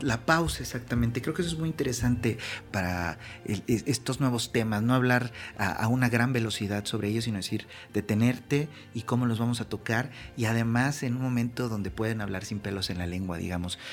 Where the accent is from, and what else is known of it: Mexico